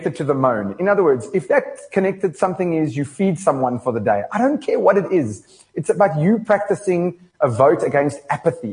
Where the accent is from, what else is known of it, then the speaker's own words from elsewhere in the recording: South Africa; I'm just a South African citizen.